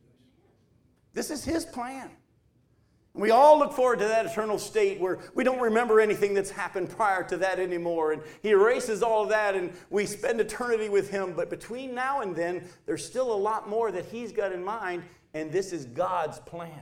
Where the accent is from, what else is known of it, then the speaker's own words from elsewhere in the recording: New Hampshire, United States; moved away; we moved from New Hampshire down to here.